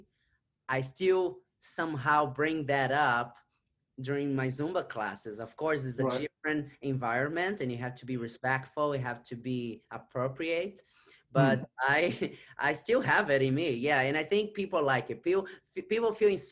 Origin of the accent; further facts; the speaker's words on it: Brazil; English is a second language; moved away as an adult; now in New York City, United States; I was born and raised in Brazil. I came to the United States. I was 25.